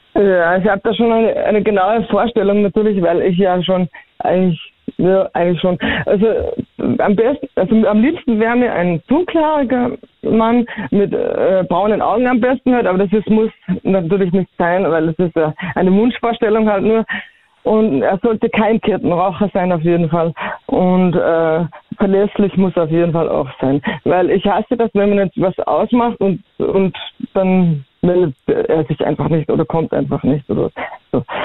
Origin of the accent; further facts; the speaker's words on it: Bischofshofen, Salzburg, Austria; ich bin äh, aus Bischofshofen